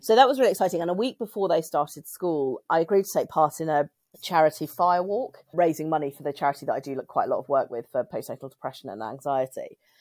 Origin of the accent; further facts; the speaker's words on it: United Kingdom; I'm British and I'm in the U K